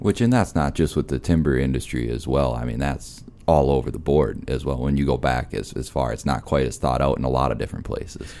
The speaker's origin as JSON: {"language": "English", "region": "Minnesota", "country": "United States", "tie": "born or raised there", "moved": "yes", "lives_now": "Black Hills, United States", "said": "I'm from Minnesota originally"}